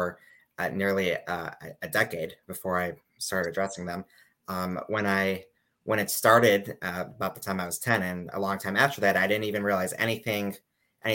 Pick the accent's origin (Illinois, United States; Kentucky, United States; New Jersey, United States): Illinois, United States; Chicago; moved away as an adult; now in New York, United States; I'm from Chicago initially. I came to New York about 9 years ago to study at Yeshiva University